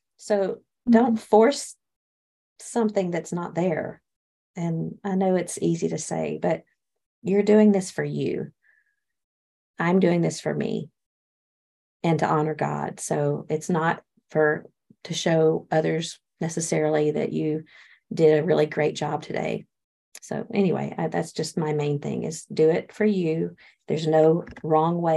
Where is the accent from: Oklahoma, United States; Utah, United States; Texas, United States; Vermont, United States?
Texas, United States; I'm from Texas